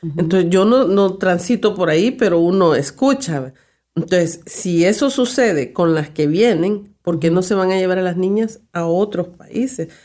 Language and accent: Spanish; El Salvador; como decimos en mi país